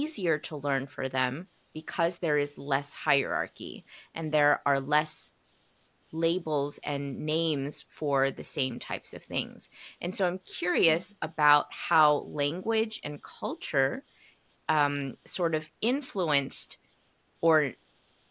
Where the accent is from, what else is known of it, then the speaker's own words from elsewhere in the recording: United States; I was born and raised in the United States, everybody in my house spoke Korean